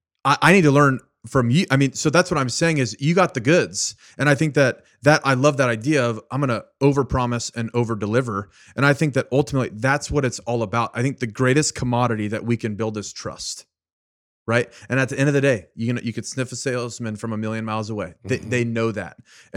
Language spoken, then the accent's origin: English; Richmond, Virginia, United States; born there; because you knew that I was born in Richmond, Virginia, right?